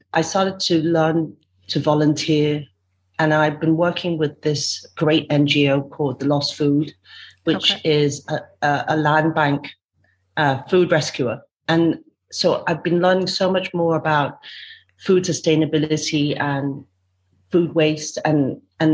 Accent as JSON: {"language": "English", "country": "Hong Kong", "tie": "born or raised there", "also_born_or_lived": "United Kingdom", "moved": "as an adult", "lives_now": "Kuala Lumpur, Malaysia", "said": "I was born in Hong Kong. My husband was also born in Hong Kong, but we were raised between Hong Kong and UK"}